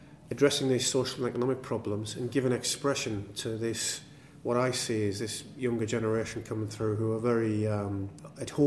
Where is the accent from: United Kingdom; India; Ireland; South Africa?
United Kingdom; England; I'm as English as the next person